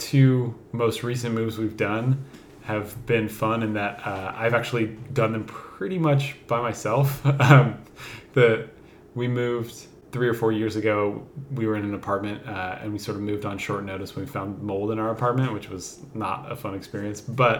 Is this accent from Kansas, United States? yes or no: no; Minden, Nevada, United States; moved away; I'm from Northern Nevada. I'm from a small town called Minden, which is about an hour south of Reno.